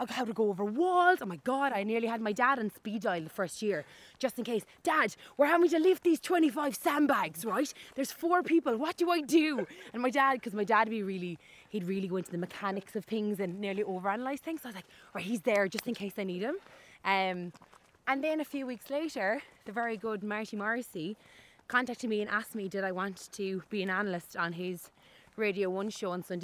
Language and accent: English; Cork, Munster, Ireland; moved away as an adult; now in Dublin, Ireland; I moved from Cork to Dublin. And like, Cork people don't like leaving Cork ever.